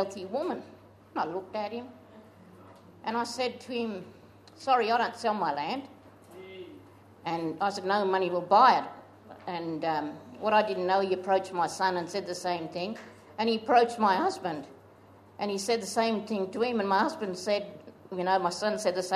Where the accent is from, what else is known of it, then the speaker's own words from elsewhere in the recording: Hawker, South Australia, Australia; I was born in Mackenzie at Hawker and in 1956.